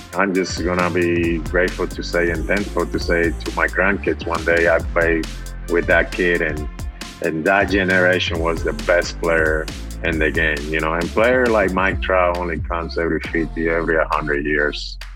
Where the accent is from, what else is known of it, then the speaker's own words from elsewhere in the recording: Dominican Republic; moved away; I was, you know, born and raised in the Dominican Republic